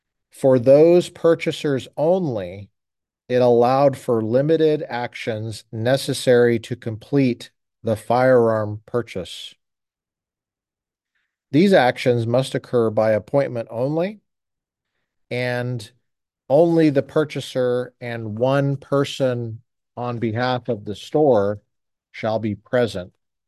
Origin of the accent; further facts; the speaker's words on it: Colorado, United States; In a state like I grew up in Colorado, you could look in the back of the paper, the Rocky Mountain News, and find ads for the sale of any number of items, including firearms.